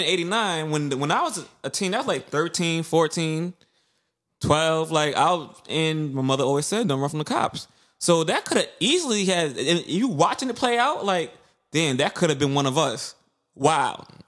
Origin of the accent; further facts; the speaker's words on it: New York City, New York, United States; growing, growing up in Brooklyn, especially in the nineties and two thousands